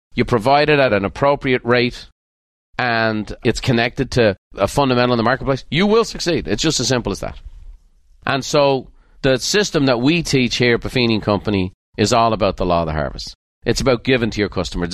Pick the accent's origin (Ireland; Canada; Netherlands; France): Ireland; now in United States; I was born in Ireland